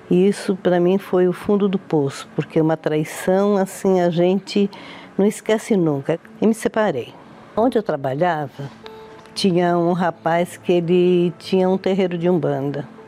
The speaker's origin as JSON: {"language": "Portuguese", "country": "Brazil", "tie": "born or raised there", "also_born_or_lived": "Italy", "said": "todos me conhecem por Dona …. Eu tenho 72 anos. Eu sou italiana, mas eu vim da Itália com seis meses"}